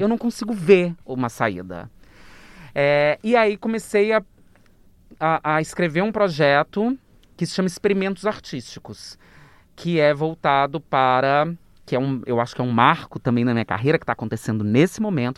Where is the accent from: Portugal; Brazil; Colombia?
Brazil; interior of Minas Gerais; moved away as an adult; also born or lived in Rio de Janeiro; eu sou do interior de Minas